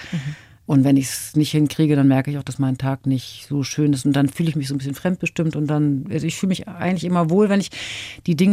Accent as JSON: {"language": "German", "region": "Northern Germany", "country": "Germany", "said": "sagt man bei uns im Norden so."}